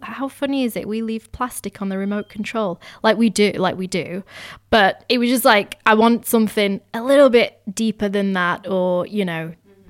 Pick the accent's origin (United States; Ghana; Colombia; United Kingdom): United Kingdom; I'm Indian, but I was born here. So I'm all, I'm constantly straddling the two worlds and always have done. Like I grew up bilingual, learning Gujarati and English at the same time